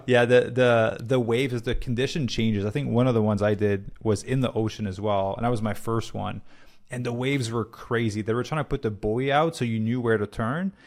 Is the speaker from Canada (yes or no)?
yes; Canada; moved away; I'm Canadian